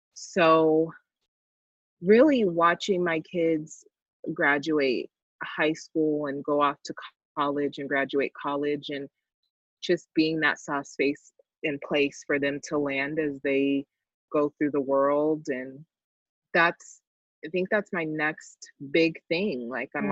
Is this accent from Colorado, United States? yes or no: yes; Colorado, United States; I'm from Colorado